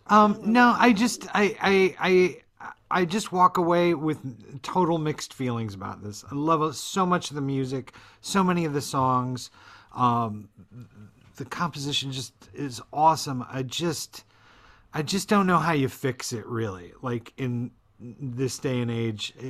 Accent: Florida, United States; when I was growing up in Florida

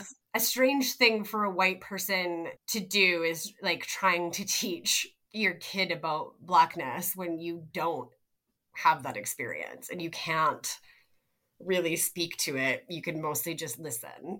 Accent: Canada; we're from Canada

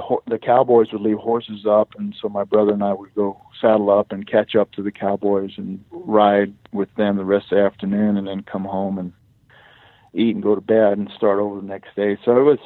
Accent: Mexico; first language Spanish; English is a second language; moved away; I was raised on a large ranch in old Mexico, south of Eagle Pass, which is south of San Antonio, Texas, about 150 miles in the Sierra Madres

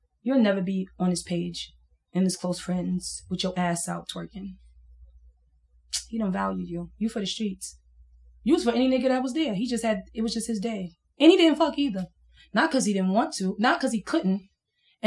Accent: New York City, New York, United States; I'm from Brooklyn. I'm from East New York

